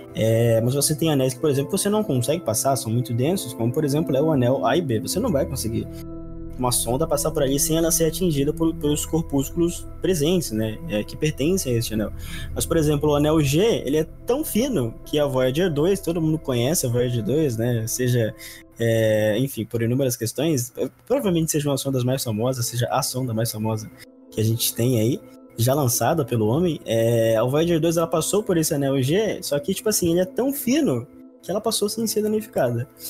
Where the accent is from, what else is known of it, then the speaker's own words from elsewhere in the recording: Belém, Pará, Brazil; now in São Paulo, Brazil; Eu nasci em Belém do Pará, que fica muito próximo da, linha do Equador